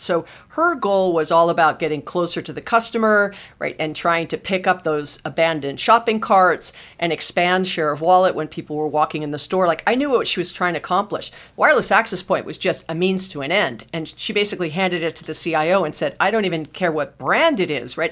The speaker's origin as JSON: {"language": "English", "region": "Hawaii", "country": "United States", "tie": "born or raised there", "moved": "yes", "said": "I was born and raised in Hawaii"}